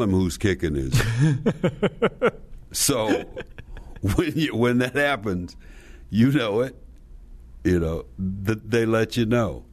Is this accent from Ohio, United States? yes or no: no; Slab Fork, West Virginia, United States; I'm from Slab Fork, West Virginia